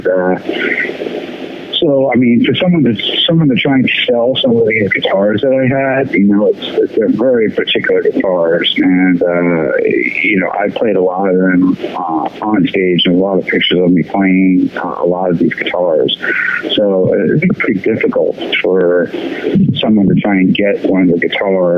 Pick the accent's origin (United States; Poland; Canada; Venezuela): United States; New York; moved away; Growing up in New York, actually, my parents used to take me to a lot of like Broadway and off-Broadway plays